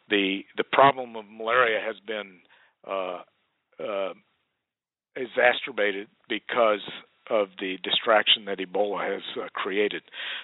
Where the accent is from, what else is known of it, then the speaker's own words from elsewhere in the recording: United States; we as American citizens